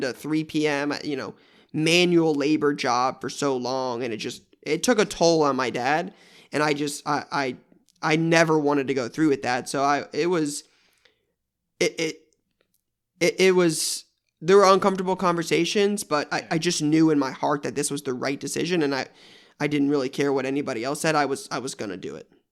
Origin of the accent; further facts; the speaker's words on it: Columbus, Ohio, United States; I'm in Columbus, Ohio now, and that's where I was born and raised. Um, so I've been here my whole life